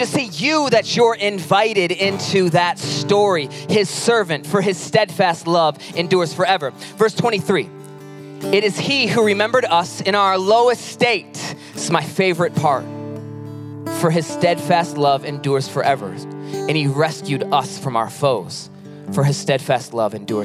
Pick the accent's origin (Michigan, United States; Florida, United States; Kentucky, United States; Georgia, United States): Michigan, United States; Pinckney; also born or lived in Mason, Michigan; now in Lansing, United States; I was born in Pinckney, Michigan, moved to Mason, and now in Lansing